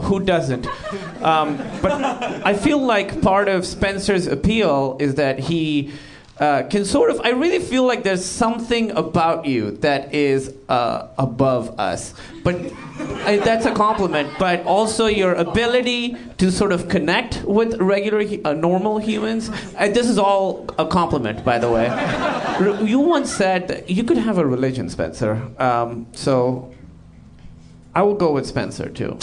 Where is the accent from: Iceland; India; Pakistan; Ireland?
Pakistan; moved away; I'm Pakistani